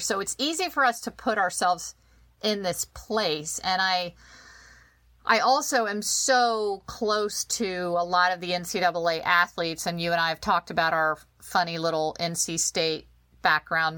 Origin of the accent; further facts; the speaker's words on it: Virginia, United States; I'm a Virginian. I'm born, you know, I'm, uh, I Grew up in Virginia